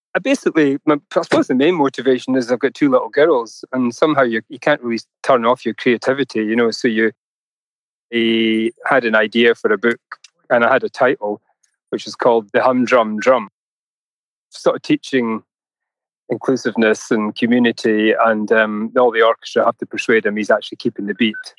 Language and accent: English; Tobermory, Scotland, United Kingdom; moved away as an adult; also born or lived in Glasgow; now in London, United Kingdom; I was a kid, you know, growing up in Mull